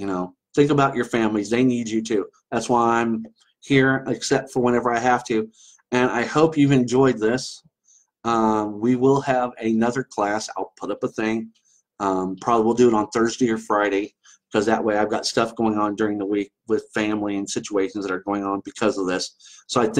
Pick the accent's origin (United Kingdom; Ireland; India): Ireland; I get the same way. I'm Irish. I get very pissy